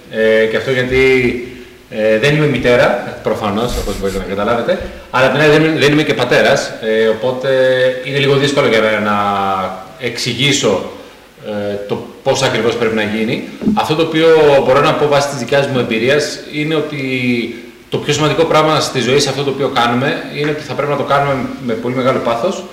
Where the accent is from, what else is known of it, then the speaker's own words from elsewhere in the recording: Germany; Greek is a second language; γεννήθηκα στη Γερμανία, οπότε ουσιαστικά όλη μου τη ζωή την έχω περάσει εκεί πέρα.